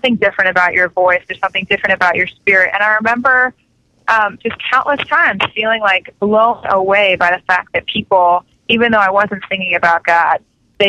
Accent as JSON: {"language": "English", "town": "Melbourne", "region": "Florida", "country": "United States", "tie": "born or raised there", "moved": "yes", "said": "My hometown is Melbourne, Florida. It's a very small town on the east coast of Florida, right by Cape Canaveral, where the space shuttle used to go off. So that's where I used to live"}